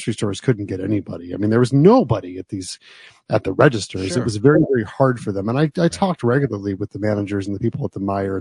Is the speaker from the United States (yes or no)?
yes; United States; also born or lived in New Jersey; now in Michigan, United States; where I grew up in New York and New Jersey